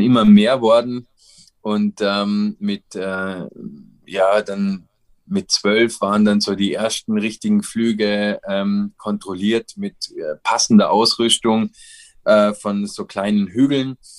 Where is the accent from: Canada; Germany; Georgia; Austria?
Austria; bei uns in Österreich